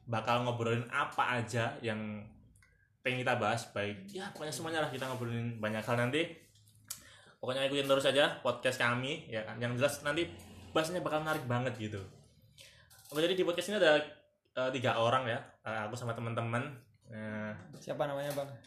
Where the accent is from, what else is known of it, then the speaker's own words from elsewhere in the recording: Java, Indonesia; kita dari Jawa. Iya. Wong Jawa kan cangkem.